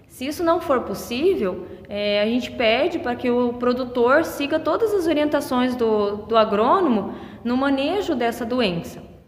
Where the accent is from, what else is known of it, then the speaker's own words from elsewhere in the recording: Medianeira, Paraná, Brazil; moved away as an adult; also born or lived in Toledo, Brazil; now in Arapoti, Brazil; sou natural da região de Medianeira